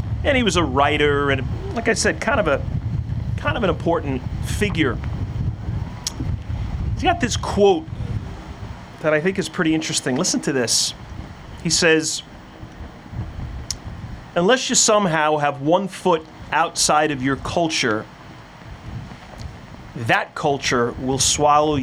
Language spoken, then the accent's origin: English; Floral Park, New York, United States; I grew up in Floral Park.